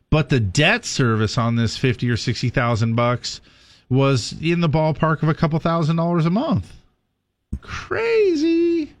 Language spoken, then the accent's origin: English; California, United States; You and I are from different parts of the state, but we're both from California